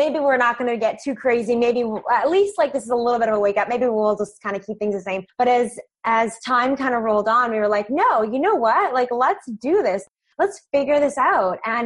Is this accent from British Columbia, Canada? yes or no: yes; Vancouver Island, British Columbia, Canada; moved away as an adult; also born or lived in Fort McMurray, Alberta; now in Vancouver, Canada; I'm originally from Vancouver Island, which is about 2 hours away by boat. And so I spent my childhood coming to Vancouver